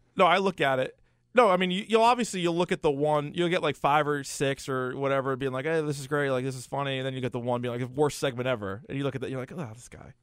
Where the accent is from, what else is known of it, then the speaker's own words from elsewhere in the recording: New Hampshire, United States; I grew up in New Hampshire